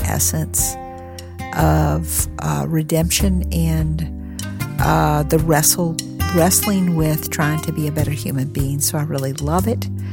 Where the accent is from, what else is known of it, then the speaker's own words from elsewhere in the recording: North Carolina, United States; North Carolina, which is, uh, my home state